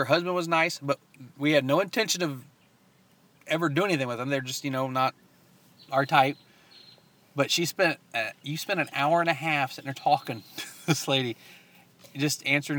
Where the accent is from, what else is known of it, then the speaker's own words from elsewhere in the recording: Dallas, Texas, United States; We're from Dallas, too.